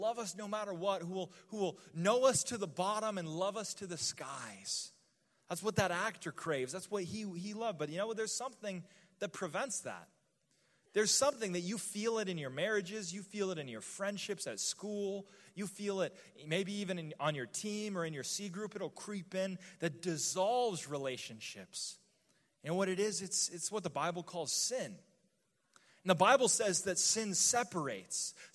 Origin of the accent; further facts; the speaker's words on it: New Mexico, United States; I'm from the desert, okay? I'm from New Mexico